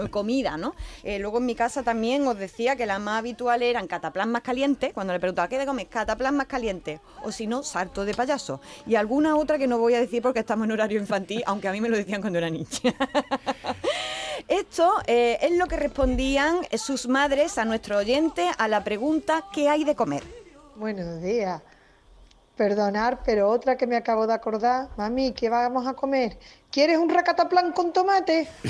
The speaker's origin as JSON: {"language": "Spanish", "town": "Jaén", "region": "Andalusia", "country": "Spain", "said": "yo que soy de Jaén"}